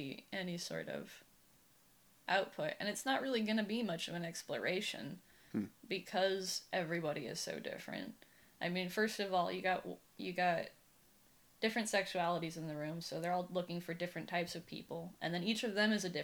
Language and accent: English; Humboldt County, California, United States; moved away as an adult; now in San Francisco, United States; So mostly I grew up in Humboldt County. I consider that where I'm from, because I was born there